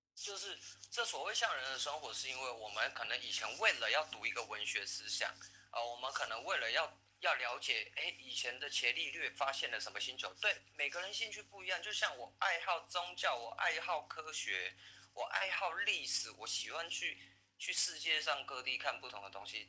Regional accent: Taiwan; 我们台湾人

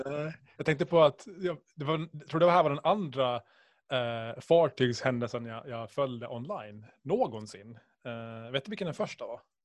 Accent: Åland Islands; Ålandsfärjan förstås, som alla ålänningar

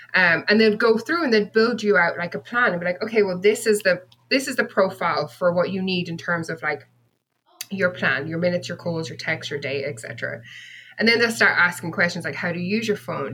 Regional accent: Bennettsbridge, Leinster, Ireland; moved away as an adult; also born or lived in United Kingdom; now in California, United States; I grew up in a tiny, tiny village um, in the southern part of Ireland called Bennett's Bridge, which is in County Kilkenny

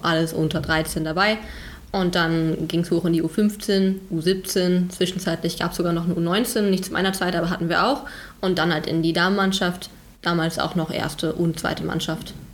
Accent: North Rhine-Westphalia, Germany; ich komme aus dem wundervollen Nordrhein-Westfalen. Mhm. vom Niederrhein ähm, aus einem kleinen Dorf.

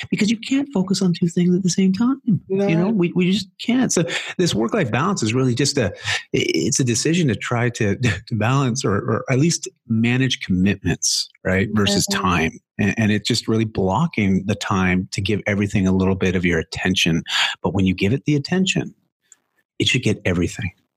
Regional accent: Canada; accent: Canadian; my Canadian accent

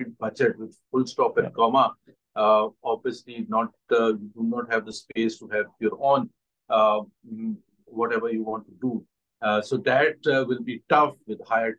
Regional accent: Pakistan; as a Pakistani

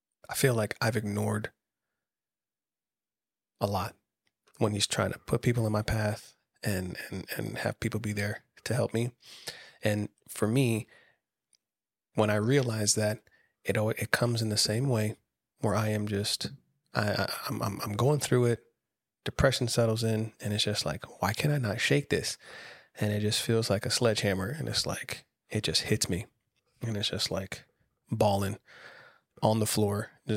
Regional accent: Camp Lejeune, North Carolina, United States; I grew up on the Marine Corps base out in Camp Lejeune.

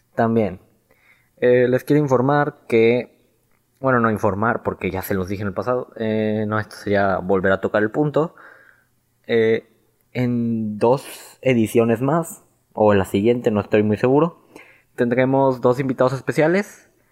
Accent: Mexico; como celebraríamos un día de independencia, un día aquí en México

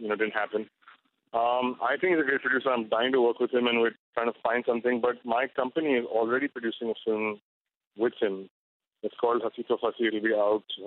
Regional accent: Mumbai, Maharashtra, India; where I grew up in Bombay.

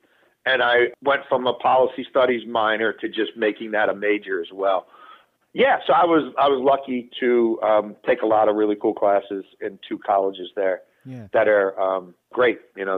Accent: Baltimore, Maryland, United States; I grew up in Baltimore City in a neighborhood called Highlandtown in East Baltimore.

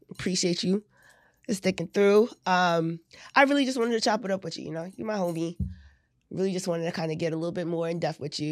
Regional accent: Newark, New Jersey, United States; I'm from Jersey. I'm from Newark.

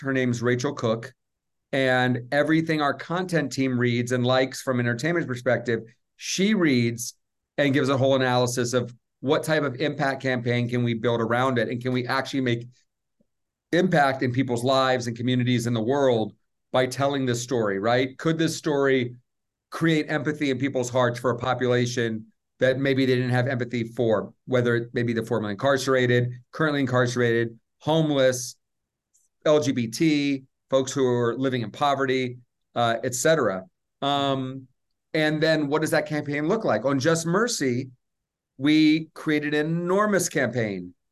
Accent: Atlanta, Georgia, United States; I grew up in Atlanta

